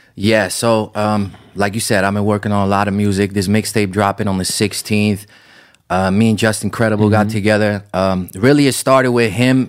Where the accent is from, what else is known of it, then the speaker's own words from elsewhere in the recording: Amsterdam, North Holland, Netherlands; moved away as an adult; now in United States; I grew up in Amsterdam, right? It was almost no Armenians. I didn't have a single Armenian friend growing up, um, and I lived there till I was 18